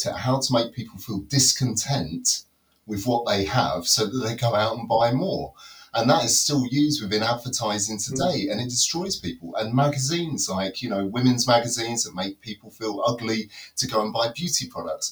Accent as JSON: {"language": "English", "region": "London", "country": "United Kingdom", "tie": "born or raised there", "also_born_or_lived": "Reading / Nottinghamshire", "moved": "yes", "lives_now": "Derbyshire, United Kingdom", "said": "I was originally grew up in the top of London"}